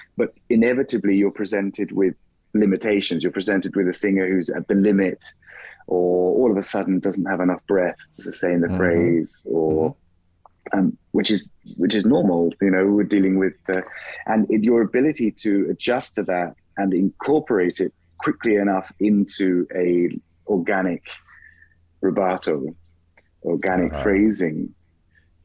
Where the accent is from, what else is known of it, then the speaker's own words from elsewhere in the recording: England, United Kingdom; first language English; also born or lived in Klagenfurt, Austria; now in Mannheim, Germany; being an Englishman